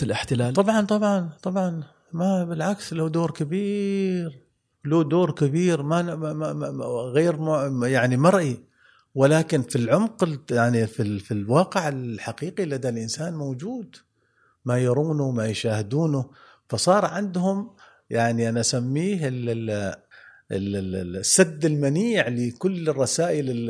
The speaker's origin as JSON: {"language": "Arabic", "country": "Oman", "said": "نحن كعمانيين"}